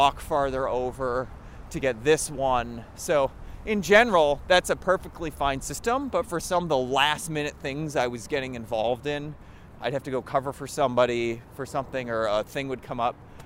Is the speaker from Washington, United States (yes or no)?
no; southeastern Wisconsin, United States; moved away; my hometown in southeastern Wisconsin